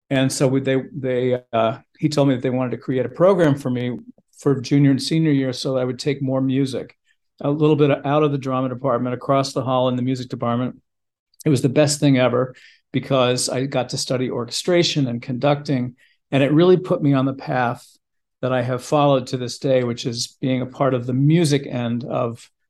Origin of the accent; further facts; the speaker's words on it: St. Louis, Missouri, United States; Born and raised in St. Louis, Missouri. That is correct. I love being from St. Louis. I had a fantastic upbringing, and I sort of discovered who I was in St. Louis.